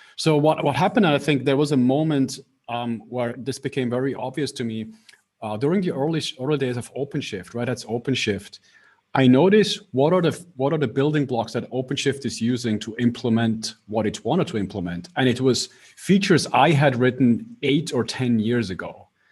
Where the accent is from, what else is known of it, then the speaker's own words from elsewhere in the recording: Switzerland; I'm based in Switzerland, so I grew up in Switzerland